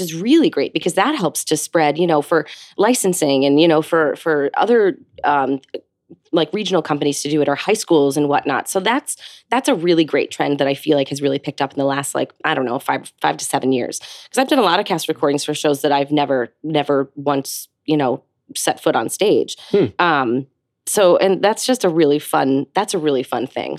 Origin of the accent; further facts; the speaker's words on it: Hopewell Junction, New York, United States; I grew up just north of New York City um, in a small town called Hopewell Junction, um, just south of Poughkeepsie